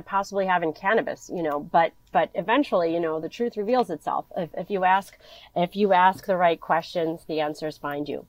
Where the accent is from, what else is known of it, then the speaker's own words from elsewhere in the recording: Philadelphia, Pennsylvania, United States; So I'm originally from Philadelphia, you know, grew up, went to school in the city